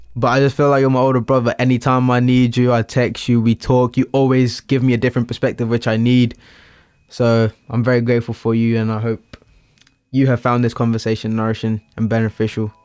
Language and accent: English; Littlehampton, South East England, United Kingdom; I'm from Littlehampton. I am Portuguese